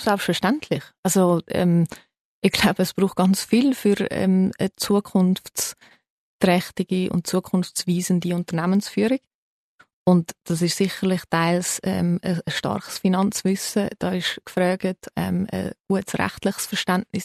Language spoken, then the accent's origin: German; Zurich, Switzerland; also born or lived in United States; Ich bin in der Schweiz geboren